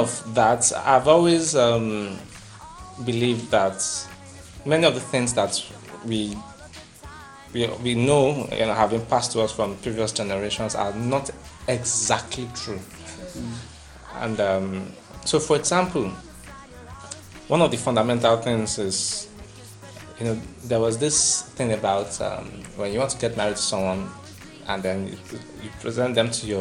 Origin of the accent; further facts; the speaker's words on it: Ogun State, Nigeria; I'm from Ogun State